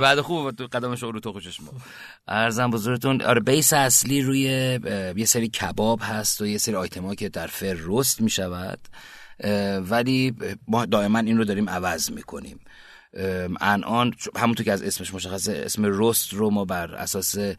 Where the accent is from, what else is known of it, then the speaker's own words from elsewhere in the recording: Kerman Province, Iran; also born or lived in Bam / England; now in Tehran, Iran; من سال 59 که به بودم بابام شهردار بم بودن